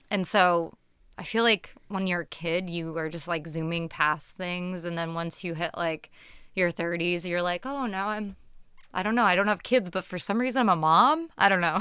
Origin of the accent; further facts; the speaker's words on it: Tucson, Arizona, United States; As like a kid growing up in Tucson